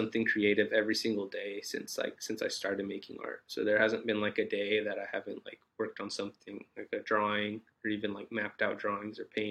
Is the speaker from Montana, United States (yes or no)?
no; Santa Maria, California, United States; moved away as an adult; now in Los Angeles, United States; So like 3 hours north of here from Santa Maria, it's called.